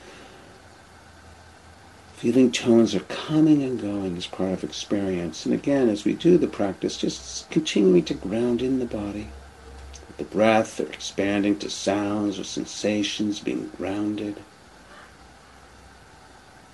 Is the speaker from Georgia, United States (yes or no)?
no; Boston, Massachusetts, United States; moved away; I grew up in the Boston area